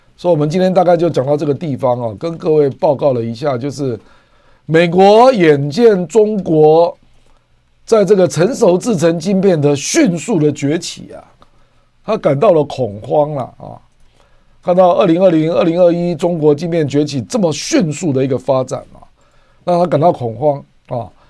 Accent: Taiwan; 我们台湾

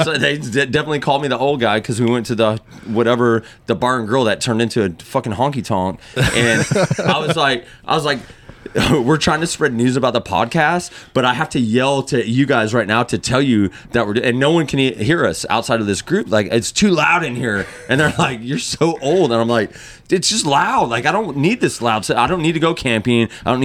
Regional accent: West Virginia, United States; we're from West Virginia

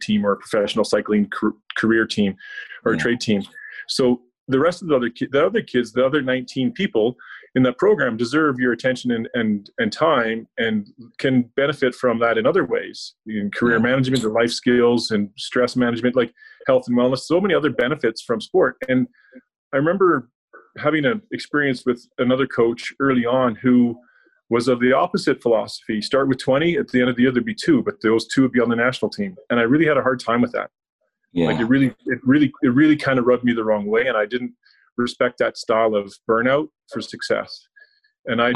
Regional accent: Belfast, Northern Ireland, United Kingdom; now in Canada; As a child, I grew up in Belfast in Ireland

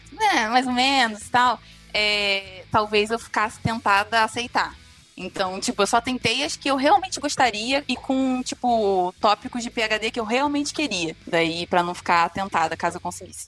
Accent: Rio de Janeiro, Brazil; moved away as an adult; also born or lived in Viçosa; now in Norway; eu sou do Rio

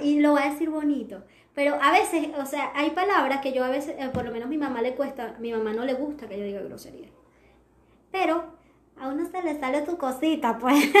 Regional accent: Venezuela; ciertos términos que utilizamos los venezolanos

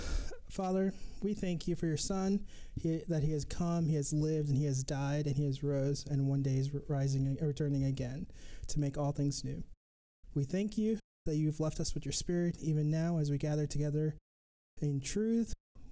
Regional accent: Mogadishu, Banaadir, Somalia; born there; So I was born right here in the capital, in Mogadishu.

